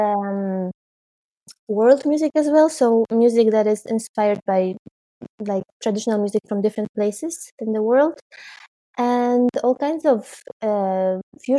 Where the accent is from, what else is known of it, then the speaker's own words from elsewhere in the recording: Poznań, Greater Poland, Poland; moved away as an adult; now in Netherlands; the opera house in my hometown in Poznań